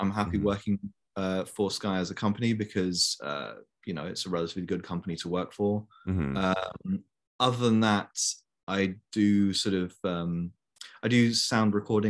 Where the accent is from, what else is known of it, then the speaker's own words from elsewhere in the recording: Brussels, Brussels-Capital Region, Belgium; now in London, United Kingdom; I live in London currently. And my life story is that, so I am English, obviously, but I was born and raised in Brussels in Belgium.